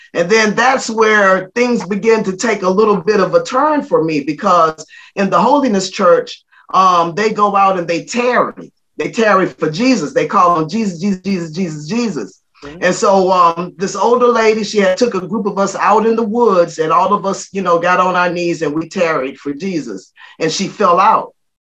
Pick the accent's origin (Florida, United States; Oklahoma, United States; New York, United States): Florida, United States; Florida Panhandle, United States; we grew up in the Florida Panhandle